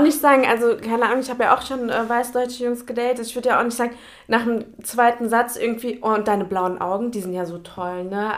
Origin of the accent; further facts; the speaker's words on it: Germany; bin ich hier in Deutschland geboren und aufgewachsen